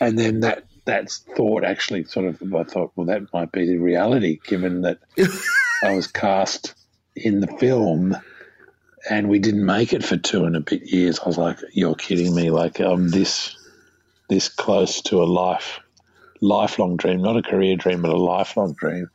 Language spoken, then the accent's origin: English; Australia; as an Australian